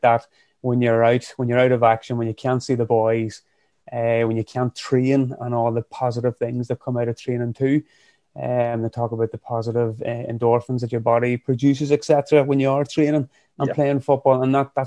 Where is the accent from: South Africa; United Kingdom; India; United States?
United Kingdom; County Fermanagh, Northern Ireland; also born or lived in County Armagh; now in Craigavon, United Kingdom; I'm originally from Fermanagh, living up in County Armagh, just outside of Craigavon.